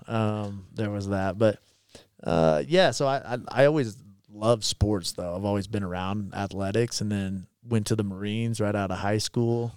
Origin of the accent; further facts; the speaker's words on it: Little River, Kansas, United States; moved away; I grew up in Kansas in a really small town